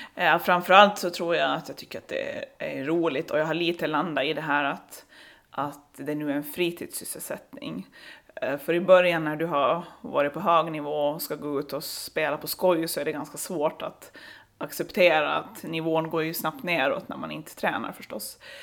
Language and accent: Swedish; Saltvik, Åland Islands; now in Lemland, Åland; jag är uppvuxen i Saltvik, så jag är från norra Åland